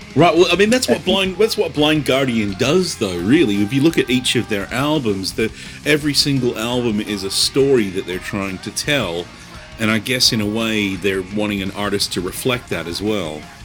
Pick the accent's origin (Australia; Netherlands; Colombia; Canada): Australia; now in United States; I'm from Australia originally